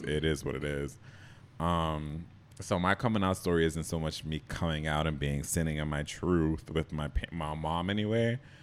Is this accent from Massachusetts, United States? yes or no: yes; Boston, Massachusetts, United States; moved away as an adult; also born or lived in Jamaica / New York; I grew up in Boston